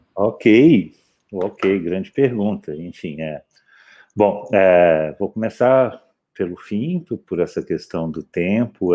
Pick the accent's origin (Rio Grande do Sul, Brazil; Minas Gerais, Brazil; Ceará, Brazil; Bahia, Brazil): Minas Gerais, Brazil; Belo Horizonte; moved away as an adult; also born or lived in Campinas; eu nasci, eu nasci em Belo Horizonte